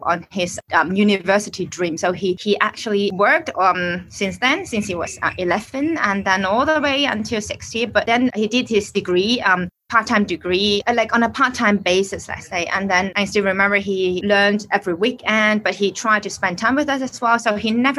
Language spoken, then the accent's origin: English; Hong Kong; I'm from Hong Kong. I'm staying in Hong Kong